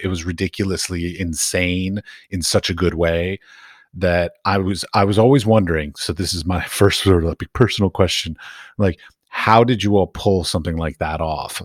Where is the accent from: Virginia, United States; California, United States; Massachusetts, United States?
Virginia, United States; Arlington; moved away as an adult; also born or lived in Middle East; now in Europe; When I grew up in Arlington, Virginia, just outside of D C